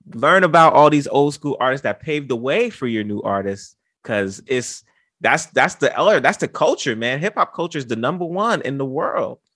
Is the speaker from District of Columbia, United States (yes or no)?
no; New York City, New York, United States; I'm from the Bronx. birthplace of hip-hop.